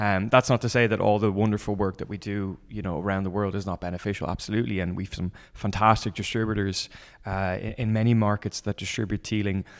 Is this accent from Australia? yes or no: no; Dublin, Leinster, Ireland; I'm from Dublin